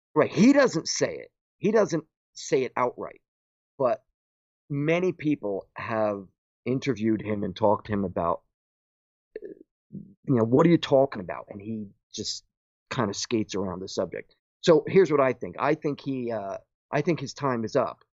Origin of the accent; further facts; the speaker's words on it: Paterson, New Jersey, United States; I was born and raised in Patterson